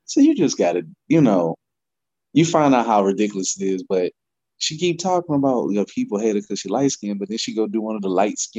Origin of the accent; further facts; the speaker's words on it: Louisiana, United States; I grew up in Louisiana.